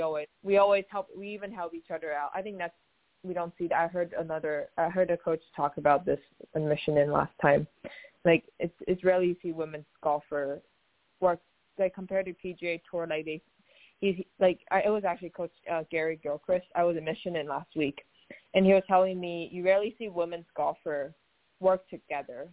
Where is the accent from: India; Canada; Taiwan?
Taiwan; moved away as an adult; also born or lived in Oregon, United States; born and raised in Taiwan, and um, till I was 18 years old, I came to the University of Oregon